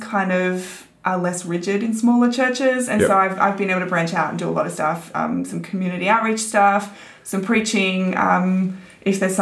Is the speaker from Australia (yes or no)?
yes; Sydney, New South Wales, Australia; also born or lived in Broken Hill / Wollongong; I grew up in Sydney in a Christian family, mum, dad, brother, sister.